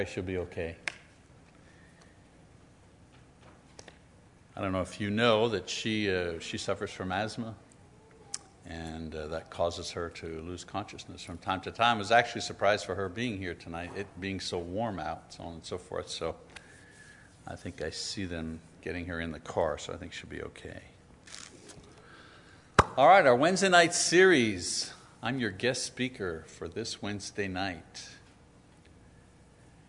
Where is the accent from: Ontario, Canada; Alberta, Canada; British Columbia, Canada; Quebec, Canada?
Quebec, Canada; French; I grew up in French Quebec in the 50s